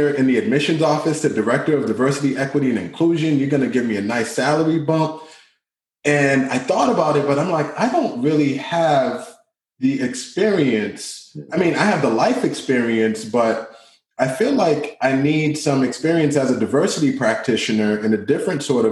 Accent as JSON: {"language": "English", "town": "Boston", "region": "Massachusetts", "country": "United States", "tie": "born or raised there", "second_language": "English", "said": "I grew up in Dorchester"}